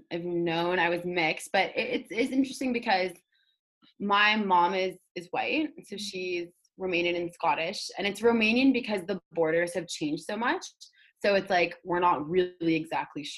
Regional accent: Toronto, Ontario, Canada; someone growing up in inner city Toronto

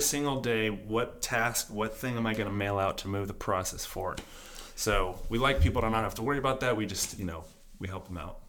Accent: just outside of Atlanta, Georgia, United States; moved away as an adult; now in Italy; I'm from just outside of Atlanta, Georgia, in the U S.

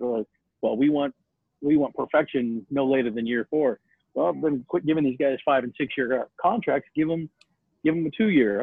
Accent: Mesa, Arizona, United States; moved away; I grew up in uh, Mesa. I actually went to Mesa High School

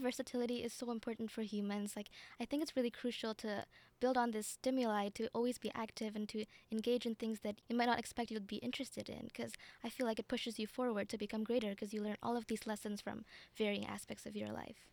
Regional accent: Indonesia; moved away; I come from Indonesia

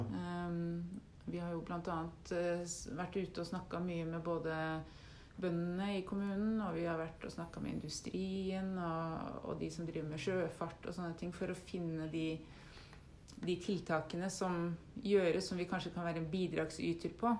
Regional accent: Rygge, Østfold, Norway; now in Våler, Norway; Jeg bor faktisk i Våler, men jeg, ja, kommer, jeg vokste opp i Rygge

